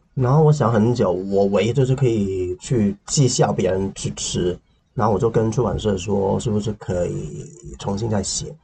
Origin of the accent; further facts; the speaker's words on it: Hong Kong; Chinese is a second language; 我小时候经历的贫穷